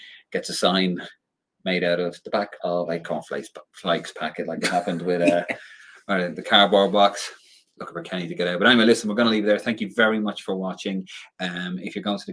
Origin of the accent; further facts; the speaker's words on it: Ireland; we're Irish